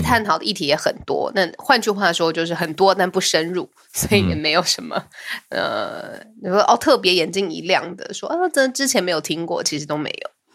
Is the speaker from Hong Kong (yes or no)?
no; Taiwan; 我身为一个台湾人